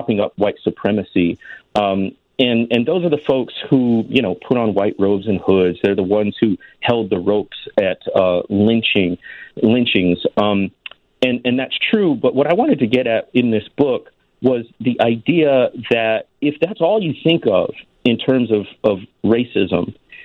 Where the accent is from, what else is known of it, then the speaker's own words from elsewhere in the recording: Waukegan, Illinois, United States; moved away as an adult; also born or lived in Mississippi Delta / Jackson, Mississippi; I grew up in Waukegan, was born and raised there